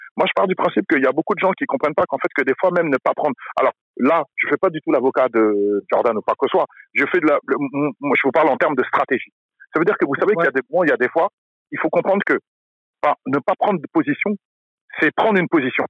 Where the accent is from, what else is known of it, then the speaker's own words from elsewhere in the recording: France; j'ai grandi en France, je suis français